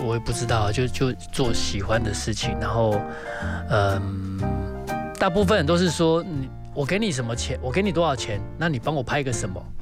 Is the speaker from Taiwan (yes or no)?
yes; Taiwan; 当我说我是台湾人的时候